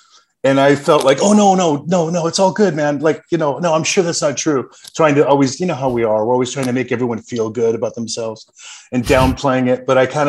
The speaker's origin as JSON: {"language": "English", "country": "Canada", "tie": "born or raised there", "moved": "yes", "lives_now": "Los Angeles, United States", "said": "And then when he retired, he moved us back to Canada where he was from. So I grew up in Canada for 10 years before I relocated back to Los Angeles."}